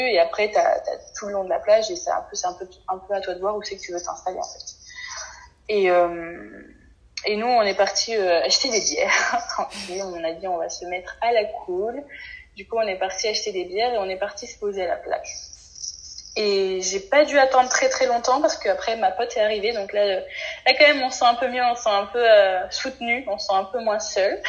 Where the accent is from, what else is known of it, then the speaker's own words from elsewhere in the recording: France; en tant que français